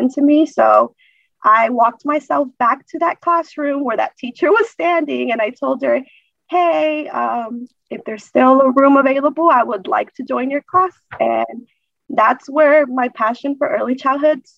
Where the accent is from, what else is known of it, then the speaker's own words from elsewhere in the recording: Duluth, Georgia, United States; also born or lived in Acapulco, Guerrero, Mexico; I was raised actually here in Duluth, Georgia, from the age of three when my parents decided to come over to the United States